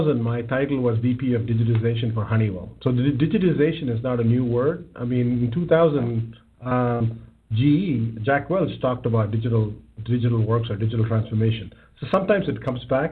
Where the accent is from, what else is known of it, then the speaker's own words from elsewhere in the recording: South India, India; moved away as an adult; also born or lived in Bangalore; now in United States; I grew up in south of India, one of the southernmost parts